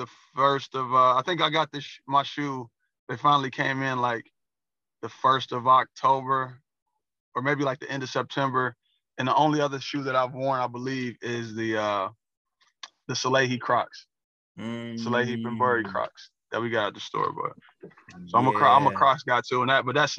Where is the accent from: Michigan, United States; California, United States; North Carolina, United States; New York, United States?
Michigan, United States; Pontiac; also born or lived in Auburn Hills, Michigan; I was born and raised in Pontiac.